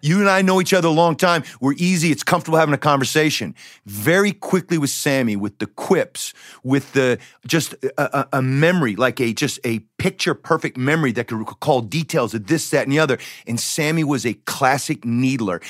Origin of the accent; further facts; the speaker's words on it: Decatur, Georgia, United States; I grew up in the Decatur, Georgia.